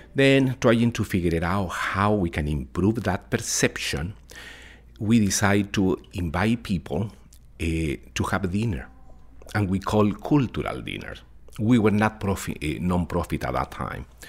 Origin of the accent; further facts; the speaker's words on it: Chile; English is a second language; moved away as an adult; now in Connecticut, United States; I'm originally from Chile